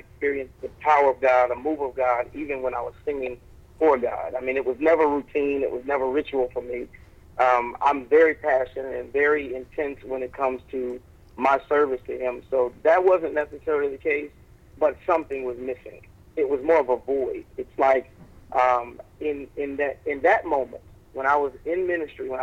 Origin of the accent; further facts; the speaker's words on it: Arkansas, United States; moved away as an adult; also born or lived in Oklahoma / Little Rock, Arkansas; now in Chicago, United States; I grew up in Oklahoma and Arkansas. I was born in Little Rock, and my father and mother moved to Oklahoma for a short period of time. So I was there for a short season, and then we moved back to Arkansas when maybe I was 13 years old